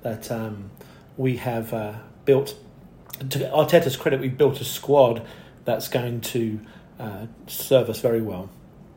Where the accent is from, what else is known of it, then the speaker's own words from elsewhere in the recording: United Kingdom; now in United States; I'm a Brit living in the US